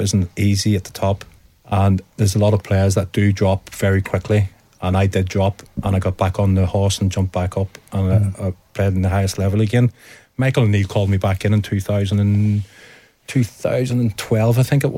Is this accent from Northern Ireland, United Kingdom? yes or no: yes; Northern Ireland, United Kingdom; growing up in Northern Ireland